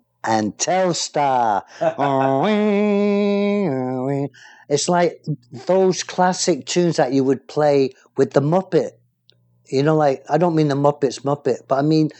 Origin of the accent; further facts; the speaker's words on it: England, United Kingdom; confused English guy trying to talk American